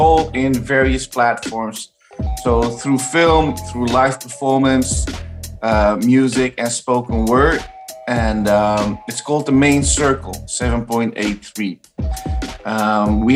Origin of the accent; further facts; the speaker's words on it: Amsterdam, North Holland, Netherlands; I grew up in Amsterdam, Iraqi Kurdish, my mom is Bulgarian, and being a third culture kid